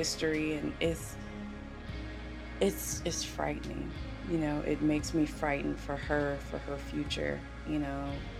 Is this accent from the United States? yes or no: yes; South Carolina, United States; I love my home state. I really do. I love my home state, but the isms are definitely, and not just racism, the isms are definitely in South Carolina